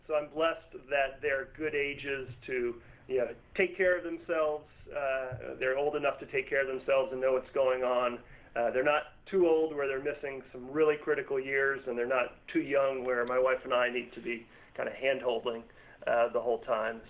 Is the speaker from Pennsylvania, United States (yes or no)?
no; Northern Virginia, United States; born and raised in Northern Virginia